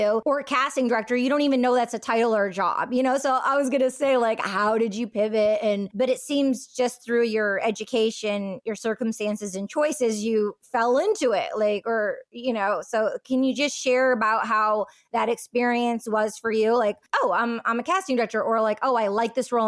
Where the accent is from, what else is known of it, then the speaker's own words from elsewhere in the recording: outside Detroit, Michigan, United States; I'm from outside Detroit